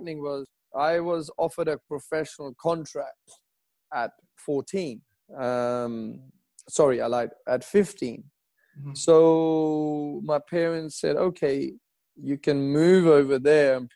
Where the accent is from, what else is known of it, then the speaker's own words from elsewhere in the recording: Pakistan; moved away; also born or lived in England; I was born in Pakistan, you know, growing up on curry all my life.